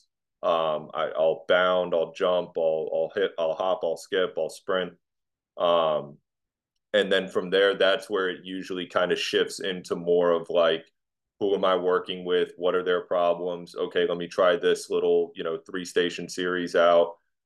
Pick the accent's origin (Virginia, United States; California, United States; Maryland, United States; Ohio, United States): Virginia, United States; Virginia Beach; moved away as an adult; now in Dallas-Fort Worth, United States; I'm from Virginia Beach and you know, lived on the Atlantic Ocean my whole life